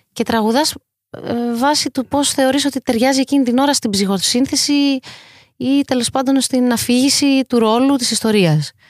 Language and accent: Greek; Greece; είναι πιο δύσκολο για μένα να είμαι Ελληνίδα σε αυτή την πλευρά του κόσμου